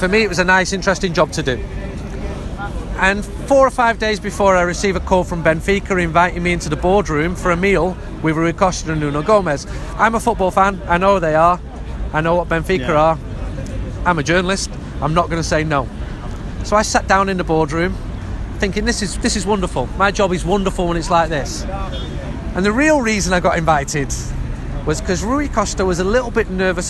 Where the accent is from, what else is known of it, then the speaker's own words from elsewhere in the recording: Manchester, North West England, United Kingdom; Well, I'm from Manchester, and I absolutely love Portugal.